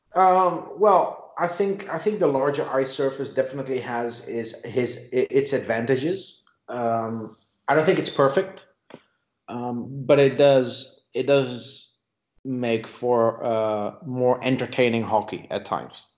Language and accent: English; Netherlands; moved away as an adult; also born or lived in South Africa; When I was 22, I moved to South Africa from the Netherlands